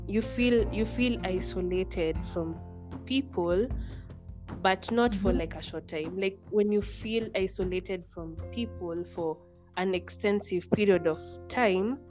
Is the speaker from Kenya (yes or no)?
yes; Kenya; I'm from Kenya